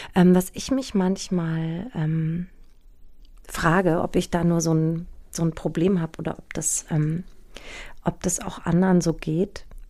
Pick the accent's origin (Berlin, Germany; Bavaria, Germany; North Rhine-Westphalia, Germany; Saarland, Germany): Bavaria, Germany; Aschaffenburg; also born or lived in Hanau; bin in Hanau geboren und ähm, in Aschaffenburg aufgewachsen